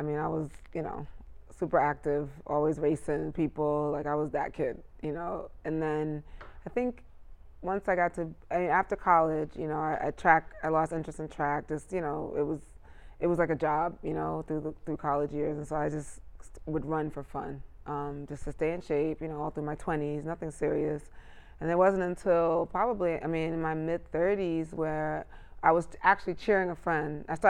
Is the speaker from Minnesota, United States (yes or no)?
no; New York City, New York, United States; born and raised in Clinton Hill, Brooklyn.